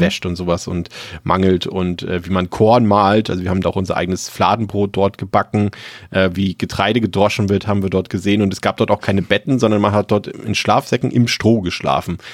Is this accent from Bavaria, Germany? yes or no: no; Mecklenburg-Vorpommern, Germany; ich komme aus Mecklenburg-Vorpommern